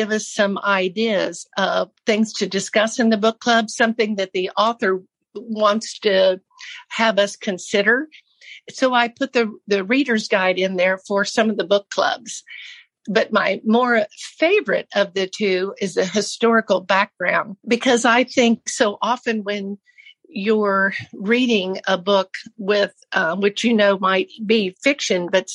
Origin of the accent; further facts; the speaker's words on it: Brunswick, Missouri, United States; I was born in Missouri in a little town called Brunswick